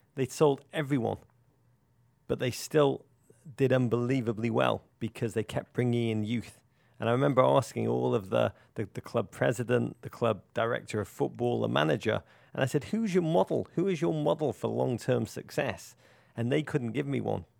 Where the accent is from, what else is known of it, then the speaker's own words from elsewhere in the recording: England, United Kingdom; as an Englishman